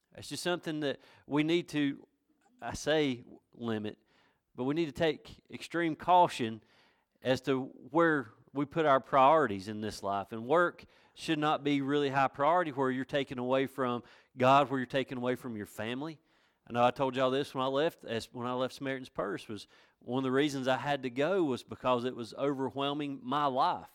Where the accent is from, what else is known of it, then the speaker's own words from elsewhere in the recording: Villas, North Carolina, United States; also born or lived in Blackberry, North Carolina; I was born and raised in Villas